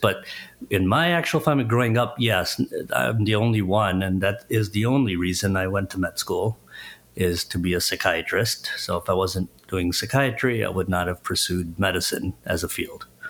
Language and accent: English; Chicago, Illinois, United States; I live, born and raised in Chicago area